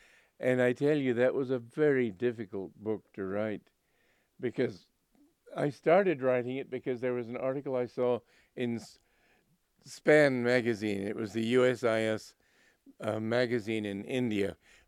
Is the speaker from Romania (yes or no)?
yes; Romania; And I'm from Romania, but I don't.